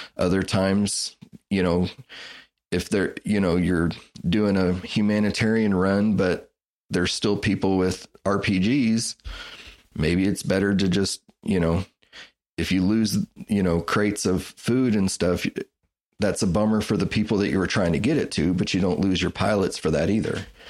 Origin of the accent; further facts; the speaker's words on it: Wichita, Kansas, United States; I grew up in Wichita, Kansas